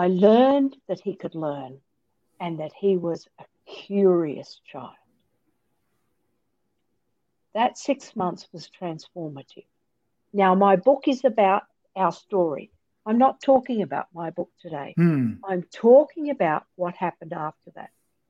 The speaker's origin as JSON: {"language": "English", "country": "Australia", "also_born_or_lived": "Lubbock, Texas", "moved": "as an adult", "said": "I'm Australian"}